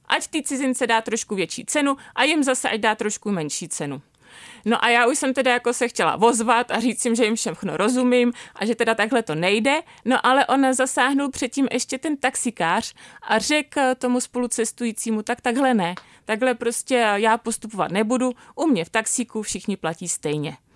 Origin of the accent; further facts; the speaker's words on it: Bohemia, Czechia; moved away as an adult; also born or lived in Marrakesh, Morocco; tady u nás v Čechách